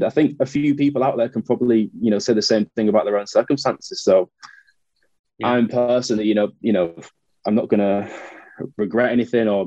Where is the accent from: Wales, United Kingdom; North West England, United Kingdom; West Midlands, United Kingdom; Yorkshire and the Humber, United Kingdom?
Yorkshire and the Humber, United Kingdom; Hull; moved away as an adult; also born or lived in Leeds / London; I'm a northerner, I'm born and bred in Hull, and then lived in Leeds for a few years